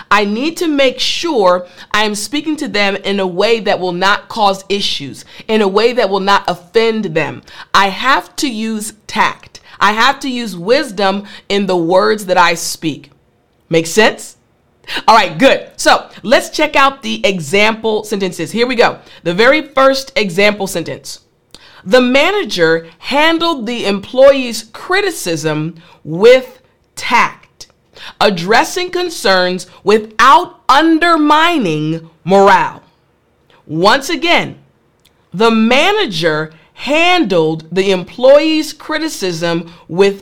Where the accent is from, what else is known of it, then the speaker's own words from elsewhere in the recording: United States; as an American